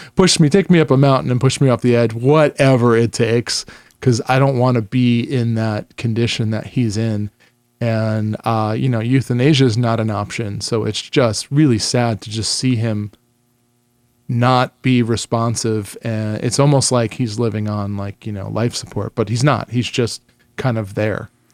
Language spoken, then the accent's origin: English; New York, United States; I grew up in New York